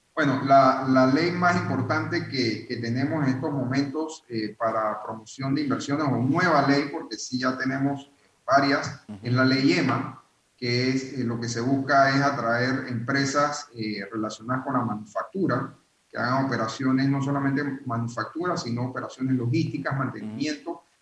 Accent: Panama; nosotros como panameños

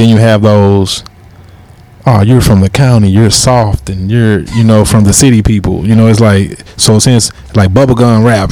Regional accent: University City, Missouri, United States; I'm U City. My parents U City.

